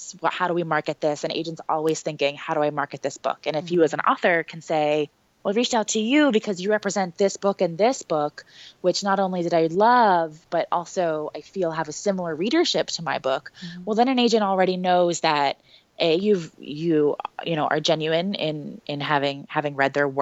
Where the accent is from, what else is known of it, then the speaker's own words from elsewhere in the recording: New Jersey, United States; now in Brooklyn, United States; I grew up in South Jersey and that I live in Brooklyn now